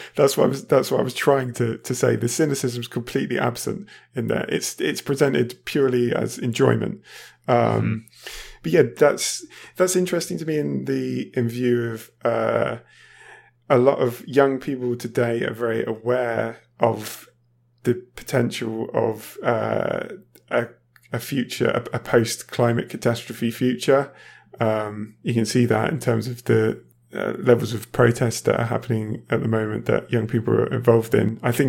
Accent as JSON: {"language": "English", "country": "United Kingdom", "moved": "as an adult", "lives_now": "Germany", "said": "I used to live in the UK, obviously. I am British, yeah."}